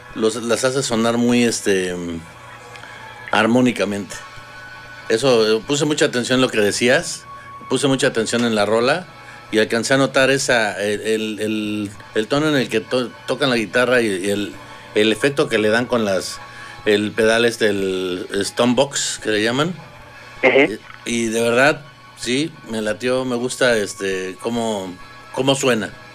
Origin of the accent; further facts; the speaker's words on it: Ecatepec, State of Mexico, Mexico; also born or lived in Iztapalapa, Mexico City; Nací en Iztapalapa. Me crié en Ecatepec.